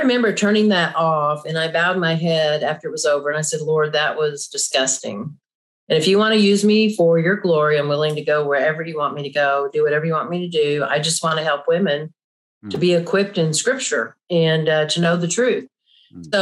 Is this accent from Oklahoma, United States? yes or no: yes; Oklahoma, United States; I grew up here in Oklahoma